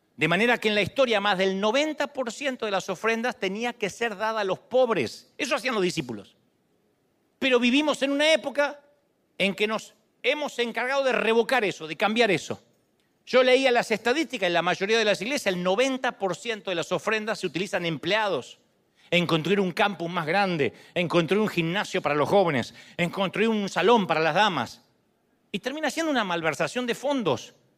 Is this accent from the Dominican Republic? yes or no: no; Argentina; moved away; yo soy argentino